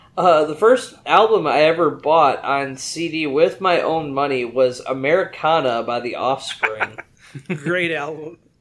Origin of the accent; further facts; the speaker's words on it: West Michigan, United States; now in Houston, United States; I am originally from the West Michigan area, but I now live in the greater Houston area.